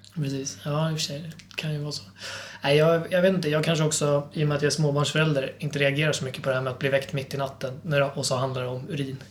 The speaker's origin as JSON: {"language": "Swedish", "country": "Sweden", "said": "som svensk"}